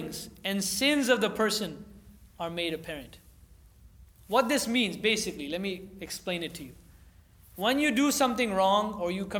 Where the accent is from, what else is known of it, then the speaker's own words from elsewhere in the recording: California, United States; growing up in California